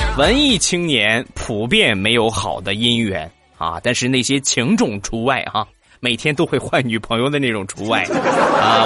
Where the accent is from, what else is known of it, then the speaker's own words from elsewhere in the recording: Rizhao, Shandong, China; 我们家乡的特产， 日照绿茶